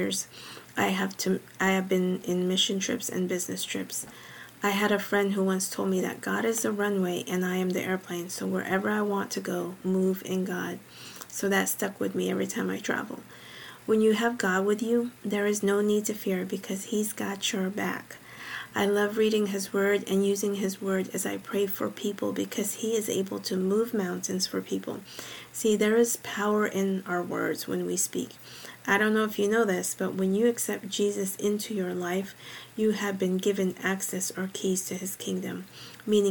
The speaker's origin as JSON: {"language": "English", "region": "Northern California", "country": "United States", "tie": "born or raised there", "also_born_or_lived": "Philippines", "said": "I was born in the Philippines and moved to Northern California when I was 6 years old. And me and my family resided in Northern California"}